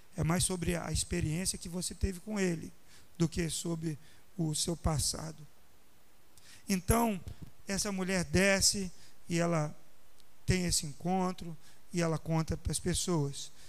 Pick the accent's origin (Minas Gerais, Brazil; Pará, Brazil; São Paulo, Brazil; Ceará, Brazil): Minas Gerais, Brazil; accent: mineiro (not carioca); also born or lived in Rio de Janeiro; eu tenho mais assim é, identificação com, com Minas Gerais